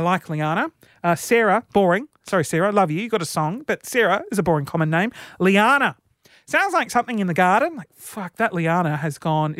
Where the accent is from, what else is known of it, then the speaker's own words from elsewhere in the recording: Sydney, New South Wales, Australia; Sydney. Yeah.